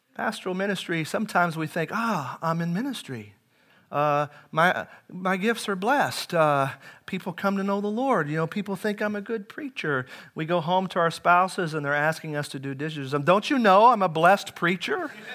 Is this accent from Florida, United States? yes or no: no; Henryville, Indiana, United States; now in Webster Groves, United States; I grew up in Indiana. It's a farming community